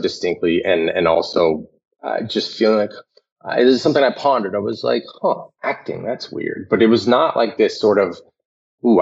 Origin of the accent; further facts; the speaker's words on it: Aurora, Colorado, United States; I grew up in Aurora, Colorado